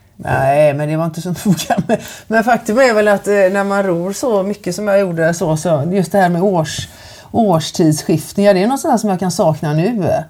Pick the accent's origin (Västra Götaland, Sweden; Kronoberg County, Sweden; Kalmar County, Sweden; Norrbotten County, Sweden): Västra Götaland, Sweden; Kungälv; jag är född och uppväxt här i Kungälv